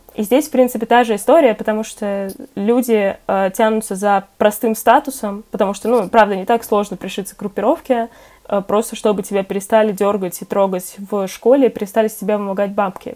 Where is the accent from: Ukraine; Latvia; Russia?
Russia; Moscow; я как москвичка